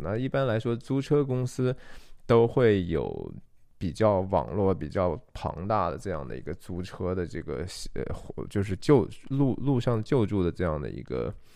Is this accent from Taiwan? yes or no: no; China; 我，中国人